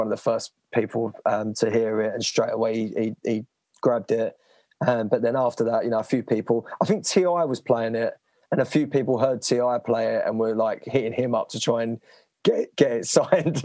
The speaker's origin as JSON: {"language": "English", "town": "Romford", "region": "London", "country": "United Kingdom", "tie": "born or raised there", "said": "I grew up in Romford, which is fairly renowned for its like bars and sort of terrible clubs"}